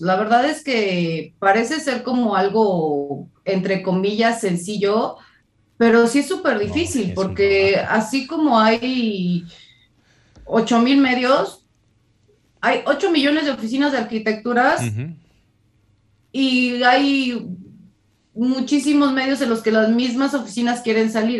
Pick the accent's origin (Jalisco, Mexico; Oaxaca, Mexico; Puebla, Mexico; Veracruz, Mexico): Jalisco, Mexico; Guadalajara; now in Mexico City, Mexico; en Guadalajara, que es mi ciudad natal. Ahora vivo en la Ciudad de México.